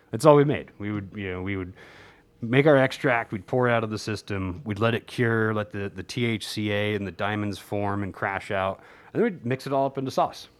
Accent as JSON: {"language": "English", "region": "New Jersey", "country": "United States", "tie": "born or raised there", "said": "as a kid growing up in New Jersey"}